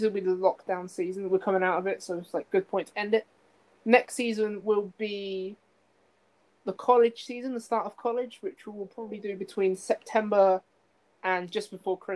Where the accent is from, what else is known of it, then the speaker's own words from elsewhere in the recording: Kettering, East Midlands, United Kingdom; in Kettering, my hometown, in the Midlands